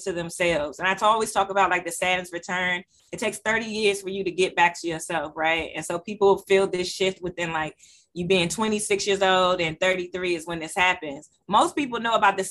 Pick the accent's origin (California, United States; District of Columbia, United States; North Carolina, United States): District of Columbia, United States; Washington; born and raised in Southeast.